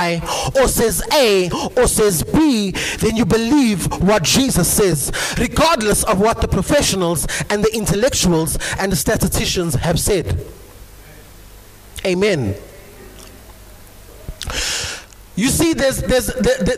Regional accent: Eastwood, South Africa; moved away; the church that I come from back home in my hometown where I was born and bred, the name of the church, it's a local assembly, it's called Eastwood Philadelphia

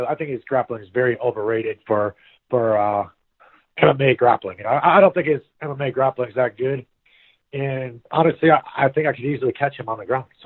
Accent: Midwest, United States; now in Florida, United States; I'm from the Midwest

